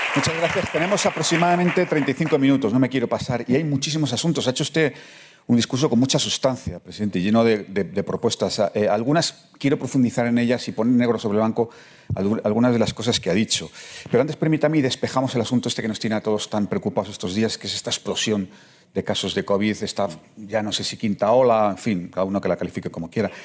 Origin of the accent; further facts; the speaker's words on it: Madrid, Community of Madrid, Spain; yo soy madrileño.